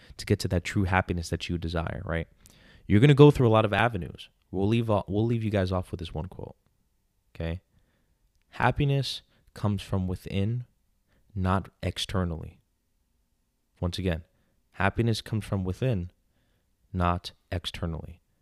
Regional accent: New York, United States; I'm from New York.

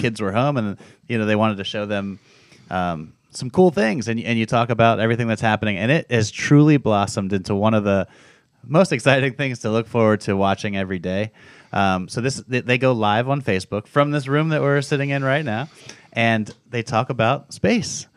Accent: South Florida, United States; I grew up down in South Florida

